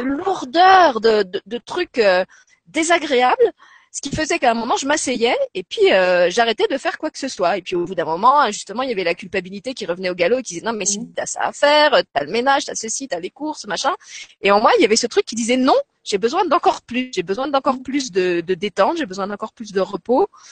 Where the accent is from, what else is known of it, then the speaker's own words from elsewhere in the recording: Lorraine, Grand Est, France; now in Luxembourg; j'ai grandi je suis lorraine donc j'ai grandi dans une, une, région qui est très très marquée par la guerre